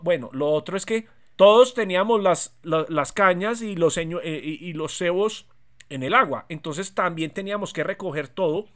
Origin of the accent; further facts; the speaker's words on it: Medellín, Antioquia, Colombia; now in Bogotá, Colombia; nosotros evidentemente nacimos en Medellín